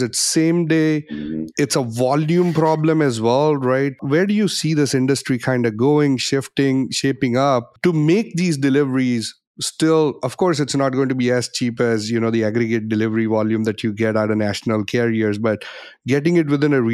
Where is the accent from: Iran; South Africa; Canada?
Canada; I'm Canadian